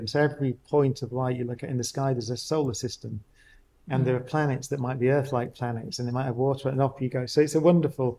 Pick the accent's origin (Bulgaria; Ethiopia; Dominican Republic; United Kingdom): United Kingdom; Oldham, North West England; I grew up, as we said, I grew up in Oldham